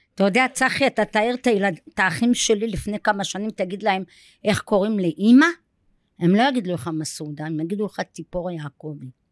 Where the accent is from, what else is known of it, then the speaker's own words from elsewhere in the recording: Safed, Northern District, Israel; moved away; אני ילידת צפת, נולדתי ב-1962.